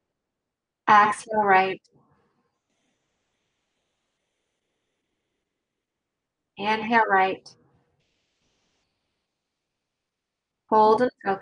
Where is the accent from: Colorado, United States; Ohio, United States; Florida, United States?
Ohio, United States; Dublin; I grew up, my hometown was Dublin, Ohio.